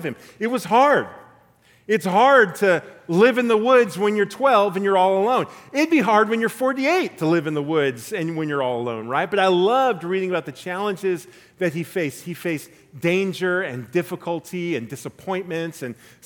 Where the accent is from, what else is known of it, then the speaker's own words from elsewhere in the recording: La Mirada, California, United States; When I was in fourth grade, I rode my bike to the La Mirada Public Library in Southern California, where I'm from